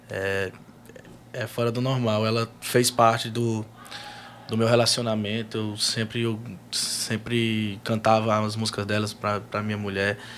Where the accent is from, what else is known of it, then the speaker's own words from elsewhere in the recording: Piauí, Brazil; Piauí. É, minha terra querida, meu estado, lugar que eu amo, que eu defendo, que eu abraço, que tem um amor, um carinho enorme.